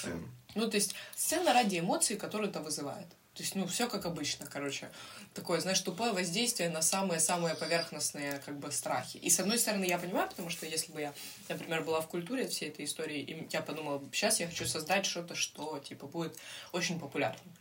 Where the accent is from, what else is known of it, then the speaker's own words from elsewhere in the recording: Ukraine; у нас с детства, как бы знаешь, там с первого класса нам втюхивают эту хуйню про то, что Украина бідна доля